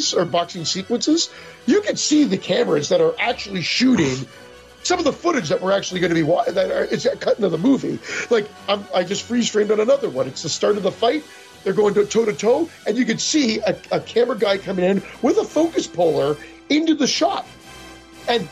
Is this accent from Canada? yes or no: yes; Canada; I'm Canadian